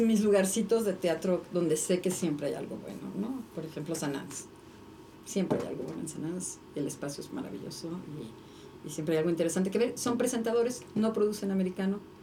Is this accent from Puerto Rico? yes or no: no; Mexico; somos mexicanos